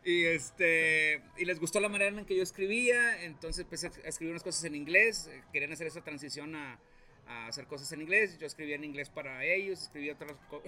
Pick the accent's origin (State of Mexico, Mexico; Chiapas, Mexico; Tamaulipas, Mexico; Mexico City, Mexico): Tamaulipas, Mexico; Río Bravo; moved away as an adult; now in Saltillo, Mexico; Yo soy de Río Bravo, Tamaulipas.